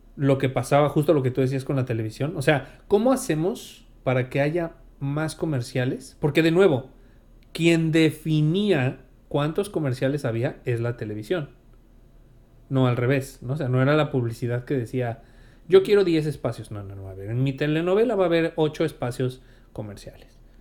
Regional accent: Mexico; uno como mexicano

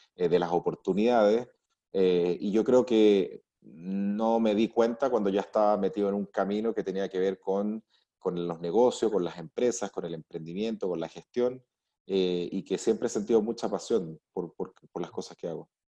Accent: Arica, Arica y Parinacota, Chile; nací en Arica, crecí con mis padres, crecí con mis abuelos, siempre estuve viendo cómo mis abuelos manejaban los negocios en Chile

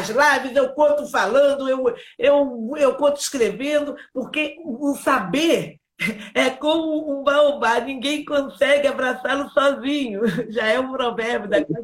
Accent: Rio de Janeiro, Brazil; born there; você sabe, né, que eu nasci numa favela, lá na Gávea, e, e, na minha comunidade eh, tinha a dona Brígida

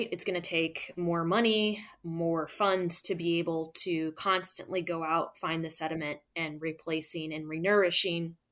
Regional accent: Midwest, United States; well, I'm from the Midwest. I know nothing about gumbo.

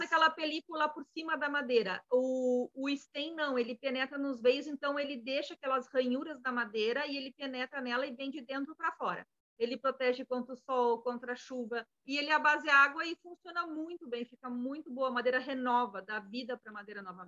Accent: Alegrete, Rio Grande do Sul, Brazil; also born or lived in Balneário Camboriú; now in Florianópolis, Brazil; eu sou natural de Alegrete

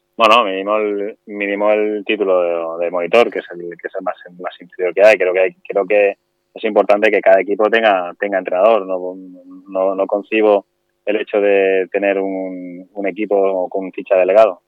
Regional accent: Alboraya, Valencian Community, Spain; yo soy de Alboraya de toda la vida

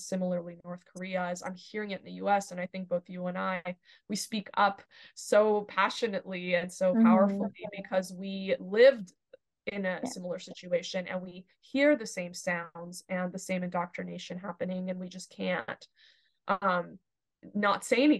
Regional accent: Iran; moved away; because I'm from Iran and, spent my childhood in Iran.

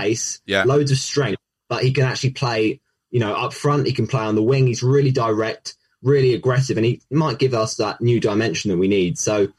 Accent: England, United Kingdom; also born or lived in Portugal; I'm English

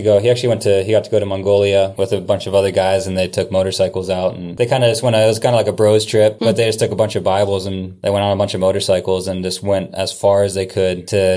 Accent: Salem, Ohio, United States; moved away as an adult; also born or lived in Kansas City / New Zealand / Germany; now in Kailua-Kona, Hawaii, United States; I was born and raised in Salem

